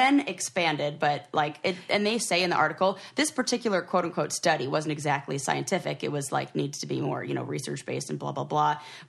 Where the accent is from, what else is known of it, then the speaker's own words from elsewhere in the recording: Thousand Oaks, California, United States; Thousand Oaks, which is where my hometown.